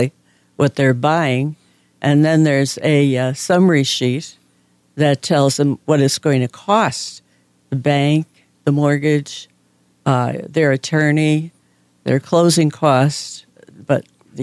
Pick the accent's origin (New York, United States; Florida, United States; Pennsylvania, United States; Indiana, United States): Pennsylvania, United States; Scranton; I was from Scranton